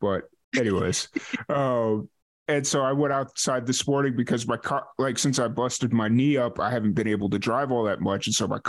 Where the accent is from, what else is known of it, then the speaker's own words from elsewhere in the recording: Chicago, Illinois, United States; moved away as an adult; I grew up in Chicago, so I used to be okay with this weather, but now that I haven't lived in Chicago in about 15 years